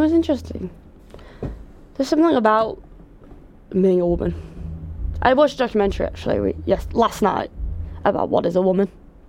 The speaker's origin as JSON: {"language": "English", "town": "Wigan", "region": "North West England", "country": "United Kingdom", "accent": "Wigan", "said": "No, I'm not from Dorset. Me Wigan tones."}